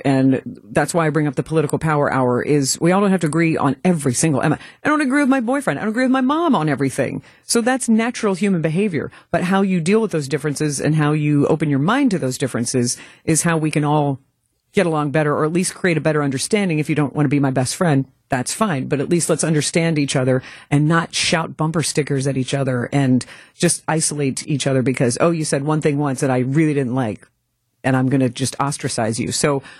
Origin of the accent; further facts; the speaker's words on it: Louisville, Kentucky, United States; now in Milwaukee, United States; Well, I grew up in Louisville, Kentucky, and I came to Milwaukee because I attended Marquette University.